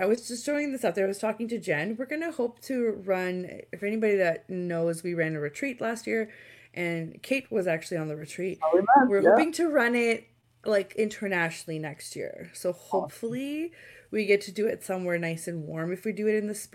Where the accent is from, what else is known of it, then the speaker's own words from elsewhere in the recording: Romania; now in Canada; I am from Romania, so I wanted to go back and visit my grandma again